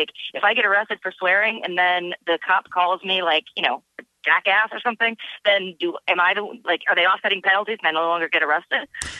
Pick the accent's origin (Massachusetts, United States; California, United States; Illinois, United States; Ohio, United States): Illinois, United States; Chicago; I'm from Chicago